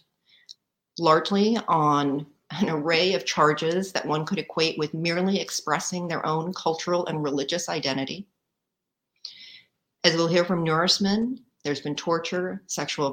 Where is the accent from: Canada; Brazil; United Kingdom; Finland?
Canada; now in United States; as a Canadian working in the US